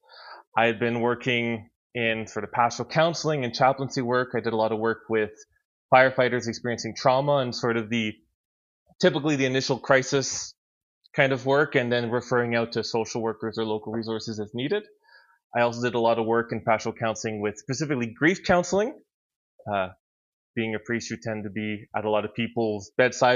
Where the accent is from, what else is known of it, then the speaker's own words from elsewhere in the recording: Ottawa Valley, Quebec, Canada; the sort of area where I grew up, which is a very rural community in kind of like Ottawa Valley, Quebec